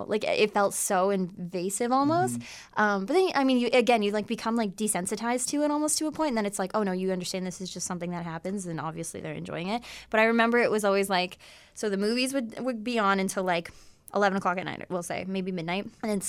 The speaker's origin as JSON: {"language": "English", "town": "Essex", "region": "Ontario", "country": "Canada", "said": "Yeah, I'm from Essex."}